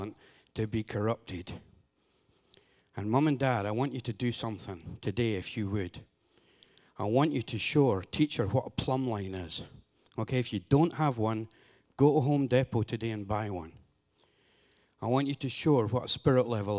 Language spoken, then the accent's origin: English; Scotland, United Kingdom; now in Honduras; Here I am from Scotland in America